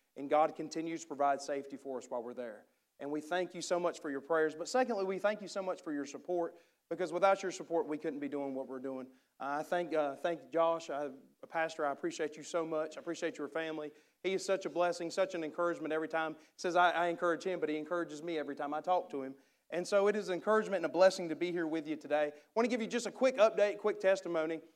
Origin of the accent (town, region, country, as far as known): United States; accent: redneck